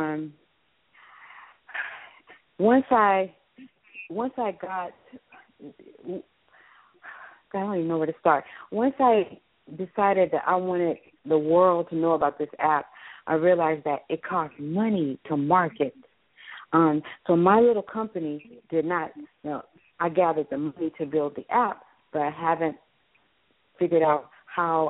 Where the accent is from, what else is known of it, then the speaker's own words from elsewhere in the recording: Houston, Texas, United States; I'm from Houston, Texas